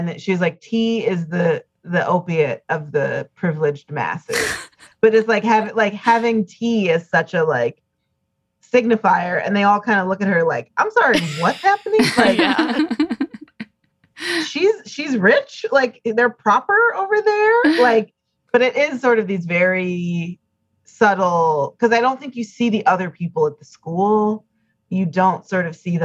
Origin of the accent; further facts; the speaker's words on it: Chicago, Illinois, United States; oh, it's supposed to be in the northwest side of Chicago, like that Zuko's Italian, that Sandy's originally is Polish, like all of the, like those things to me, they don't read ever as like outsidery because that was very much like where I grew up